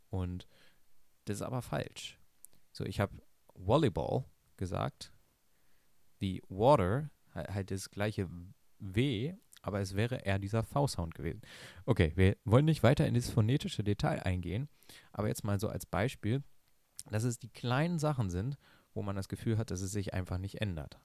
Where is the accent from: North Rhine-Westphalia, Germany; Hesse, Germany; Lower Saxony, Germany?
Lower Saxony, Germany; ich bin ein Flachland-Tiroler, ich komme aus Niedersachsen. Das ist sehr, sehr flach hier